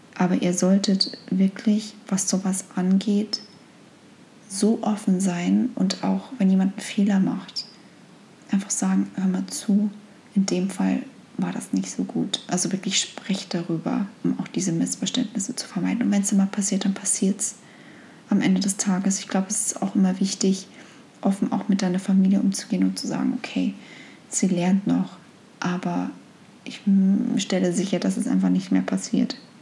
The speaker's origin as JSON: {"language": "German", "country": "Germany", "also_born_or_lived": "United States", "moved": "as an adult", "said": "als Deutsche"}